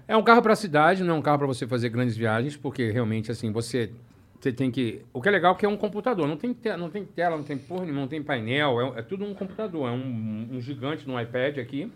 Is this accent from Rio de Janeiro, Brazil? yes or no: yes; Rio de Janeiro, Brazil; moved away as an adult; now in Orlando, United States; sou carioca do Rio de Janeiro